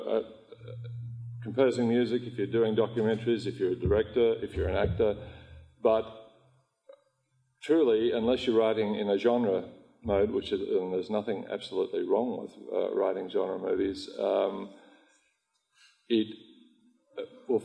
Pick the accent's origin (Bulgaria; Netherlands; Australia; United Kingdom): Australia; I am Australian